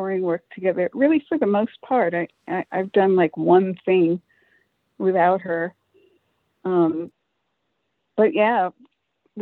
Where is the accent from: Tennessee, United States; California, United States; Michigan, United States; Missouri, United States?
California, United States; Los Angeles; I'm actually born in Hollywood on Sunset Boulevard. The hospital was on Sunset Boulevard